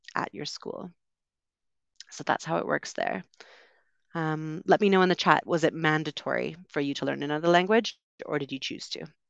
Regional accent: Vancouver, British Columbia, Canada; moved away as an adult; also born or lived in United Kingdom / London; I'm from Vancouver

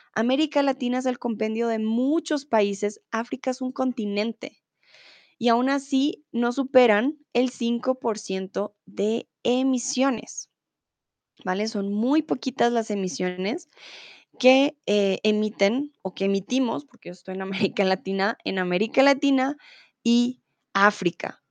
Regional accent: Colombia; yo soy de Colombia, no soy de Venezuela

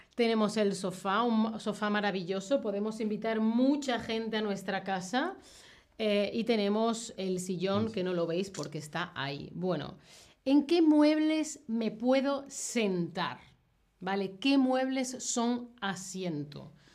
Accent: southern Spain, Spain; Yo, que soy del sur de España

